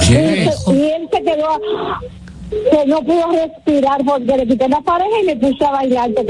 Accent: Dominican Republic; now in New Jersey, United States; yo soy dominicana de New Jersey, de papel.

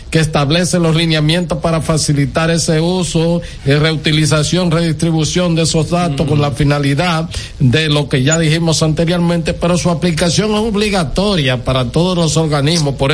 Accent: Haina, San Cristóbal, Dominican Republic; yo soy de aquí, de Jaina

